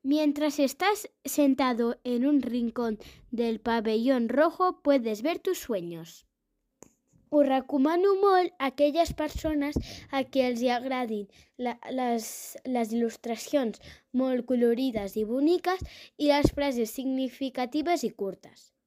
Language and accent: Catalan; Terrassa, Catalonia, Spain; tinc 9 anys i sóc de Terrassa